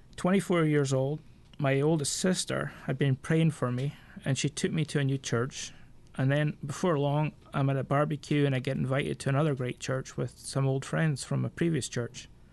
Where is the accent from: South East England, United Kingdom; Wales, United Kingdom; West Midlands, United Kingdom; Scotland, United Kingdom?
Scotland, United Kingdom; I'm Scottish by birth. Um, I'm forty-one years old, and I mean, come from a fishing village